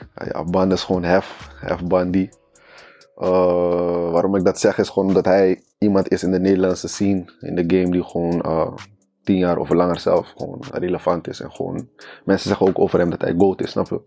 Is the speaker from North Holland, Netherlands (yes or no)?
yes; Haarlem, North Holland, Netherlands; also born or lived in Friesland; ja ik kom uit Haarlem. Of tenminste Haarlem-Noord. En ik ben daar niet geboren, ik ben geboren in Friesland.